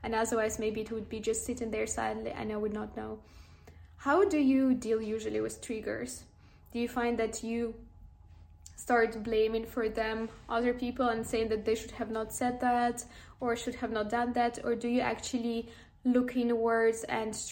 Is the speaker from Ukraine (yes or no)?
yes; Ukraine; I am from Ukraine